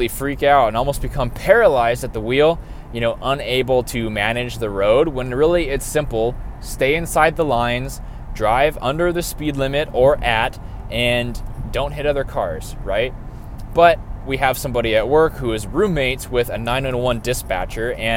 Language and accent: English; North Dakota, United States; moved away as an adult; also born or lived in Nebraska; now in Austin, United States; I grew up in North Dakota, and at the age of 18 years old, moved to Nebraska for schooling and stayed there until I was 24